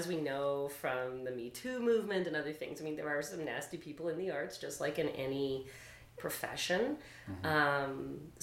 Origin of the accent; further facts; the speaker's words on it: St. John's, Newfoundland and Labrador, Canada; moved away; I grew up in St. John's